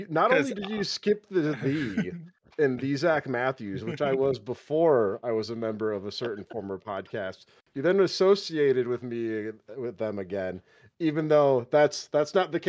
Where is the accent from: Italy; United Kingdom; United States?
United Kingdom; As a British person, there's nothing you hate more than representing American views and opinions properly.